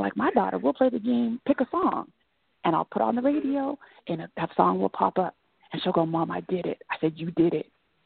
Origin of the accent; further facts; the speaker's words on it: Manteca, California, United States; I grew up in Manteca, which is out in the Central Valley